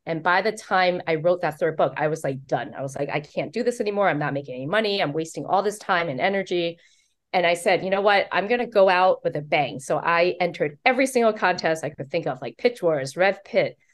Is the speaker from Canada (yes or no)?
no; Taiwan; also born or lived in New York City; now in United States; I was born in Taiwan. Um, so as a Taiwanese American